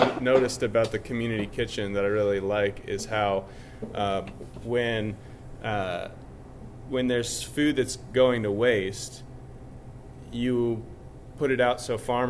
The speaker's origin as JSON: {"language": "English", "town": "Rochester", "region": "Minnesota", "country": "United States", "moved": "yes", "said": "I'm from Rochester"}